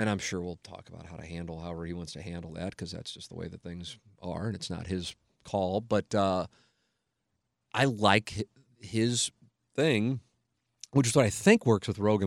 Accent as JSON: {"language": "English", "town": "St. Louis", "region": "Missouri", "country": "United States", "tie": "born or raised there", "said": "I'm 24, 25, working in my hometown"}